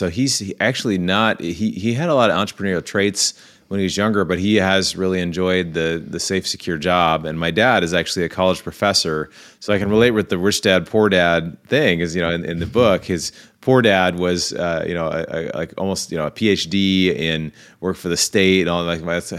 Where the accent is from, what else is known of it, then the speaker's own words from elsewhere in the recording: Seattle, Washington, United States; I grew up in Seattle, Washington